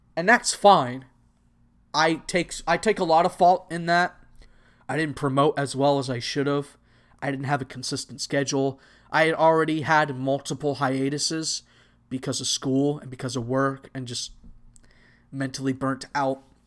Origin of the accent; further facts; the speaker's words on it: Texas, United States; also born or lived in Anaheim area, California; I was actually born in California, and I moved to Texas.